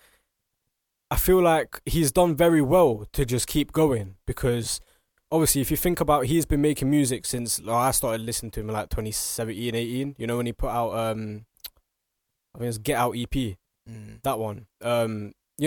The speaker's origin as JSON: {"language": "English", "region": "England", "country": "United Kingdom", "said": "we live in England and we're, you know, we're British, we're English"}